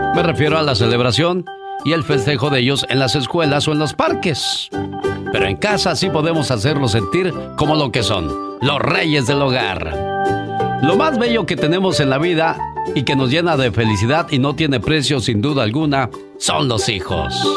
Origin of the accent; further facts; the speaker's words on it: Oaxaca, Mexico; moved away; un día salí de Oaxaca, pero Oaxaca nunca salió de mí